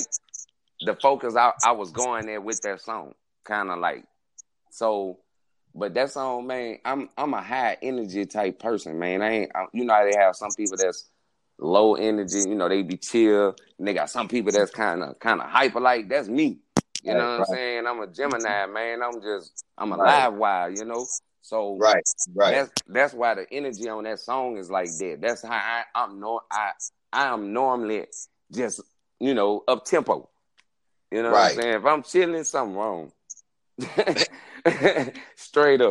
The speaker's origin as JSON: {"language": "English", "town": "Baton Rouge", "region": "Louisiana", "country": "United States", "tie": "born or raised there", "said": "I'm from Baton Rouge, Southside, born, raised in Mayfair, North"}